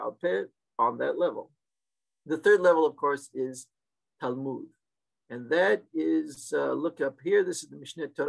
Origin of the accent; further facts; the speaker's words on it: Seattle, Washington, United States; the Turkish synagogue I grew up in Seattle in the 1960s and early 70s